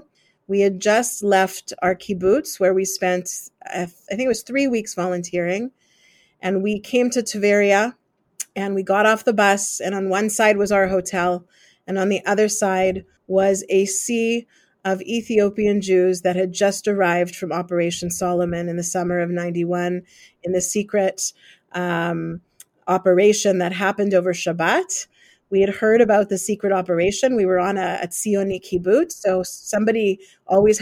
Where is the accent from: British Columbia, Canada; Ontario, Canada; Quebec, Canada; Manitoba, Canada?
Manitoba, Canada; Winnipeg; I was born in Winnipeg. I grew up in Winnipeg.